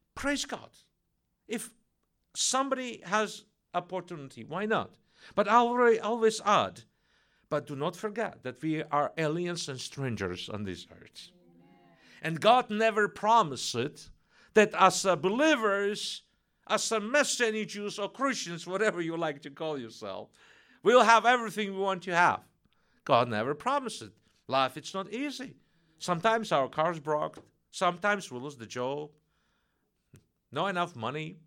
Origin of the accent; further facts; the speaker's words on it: Russia; English is a second language; moved away; she felt my accent, so she learned that I'm from Russia, Russian descent